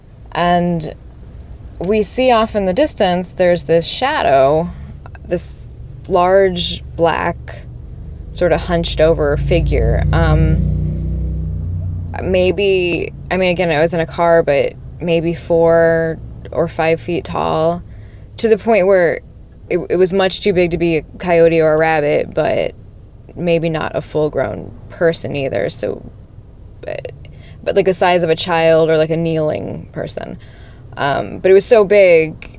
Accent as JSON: {"language": "English", "town": "Las Vegas", "region": "Nevada", "country": "United States", "said": "I'm from Las Vegas"}